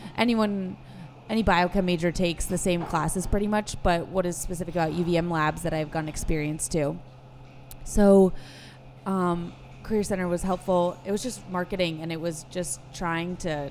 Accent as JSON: {"language": "English", "area": "outside of Boston", "region": "Massachusetts", "country": "United States", "tie": "born or raised there", "said": "I grew up outside of Boston"}